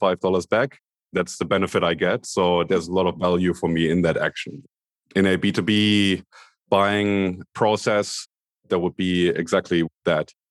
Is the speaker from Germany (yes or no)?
yes; Berlin, Germany; moved away as an adult; now in Sydney, Australia; I'm originally from Berlin, Germany. Grew up in the divided Berlin in the eighties, West Berlin